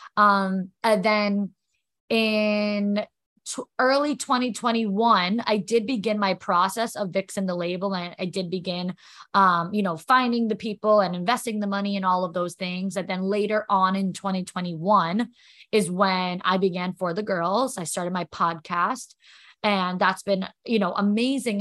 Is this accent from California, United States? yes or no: no; New York, United States; also born or lived in Florida; now in New Jersey, United States; I'm from New York.